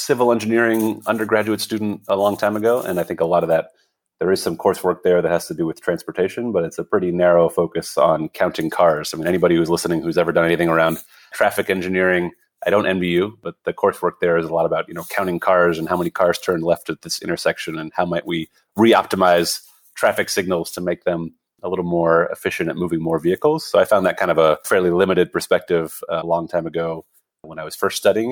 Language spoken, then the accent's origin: English; Montreal, Quebec, Canada; So, you know, I grew up in Montreal, and my dad is Dutch.